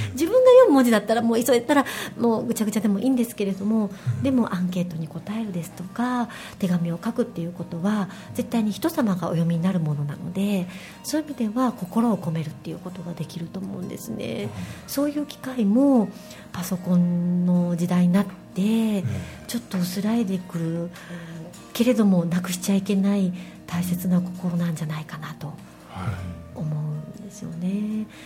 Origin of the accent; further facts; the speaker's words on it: Rittō, Shiga, Japan; 滋賀県の立東というところで出身なんですね